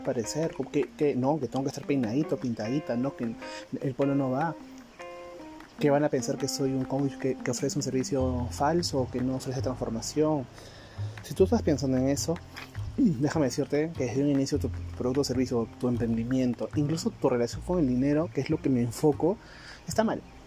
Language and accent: Spanish; Peru; yo soy peruano